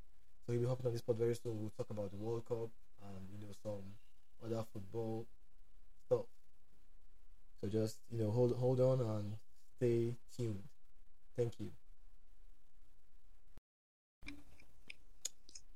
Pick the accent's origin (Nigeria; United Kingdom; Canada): Nigeria; now in Atlanta, United States; I live in Atlanta, Georgia. I'm from Nigeria